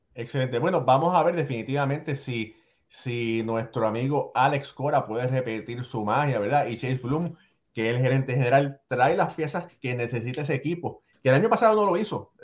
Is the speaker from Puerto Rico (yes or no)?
yes; Puerto Rico; yo soy nacido en Puerto Rico, pero hecho con Cuban Parts, como dicen